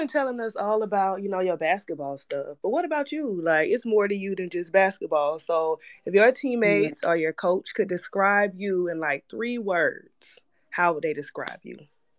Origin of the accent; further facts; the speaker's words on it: Columbia, South Carolina, United States; now in Charlotte, United States; I'm originally from Columbia, South Carolina. I'm a Gamecock